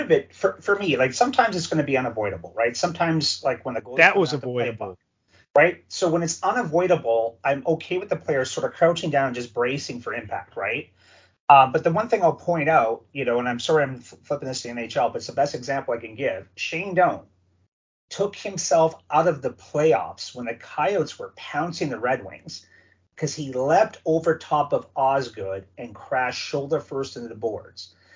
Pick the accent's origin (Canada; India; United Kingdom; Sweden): Canada; Sault Ste. Marie, Ontario; growing up watching the OHL, my hometown Hounds